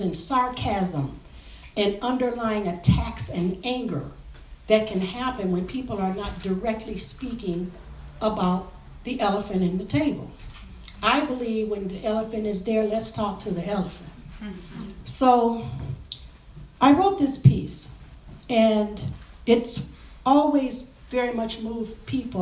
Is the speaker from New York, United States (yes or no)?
no; Highland Park, Michigan, United States; my experiences growing up in Highland Park